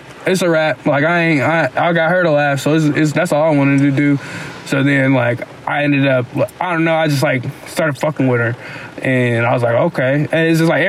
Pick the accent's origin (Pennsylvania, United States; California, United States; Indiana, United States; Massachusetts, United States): Indiana, United States; Muncie